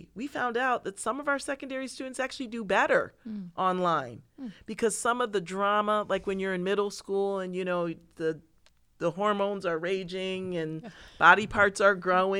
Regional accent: Pittsford, New York, United States; So I grew up in Pittsford, and which is a very affluent community, right? Rochester is not affluent.

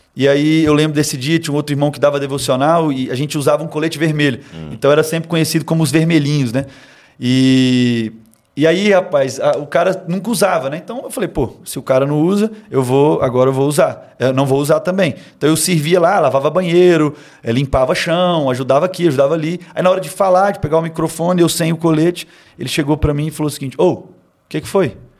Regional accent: Timóteo, Minas Gerais, Brazil; eu sou lá de Timóteo, Minas Gerais, é, cresci na, na igreja

